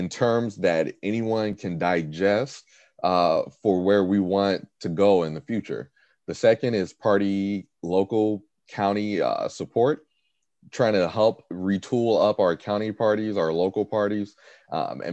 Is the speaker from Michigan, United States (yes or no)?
no; Gary, Indiana, United States; also born or lived in Carmel, Indiana; I'm from Gary, Indiana. I was born, raised there since 1994